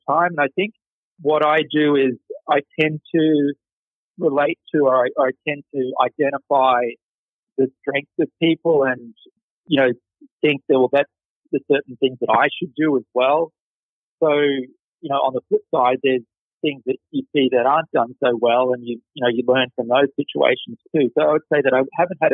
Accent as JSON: {"language": "English", "region": "Queensland", "country": "Australia", "tie": "born or raised there", "moved": "yes", "said": "So I grew up in Australia. I grew up in Queensland in the north."}